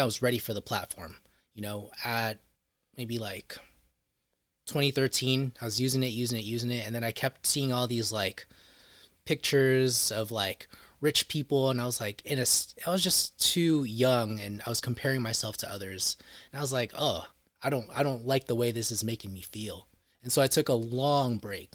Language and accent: English; Bay Area, California, United States; my hometown of the Bay Area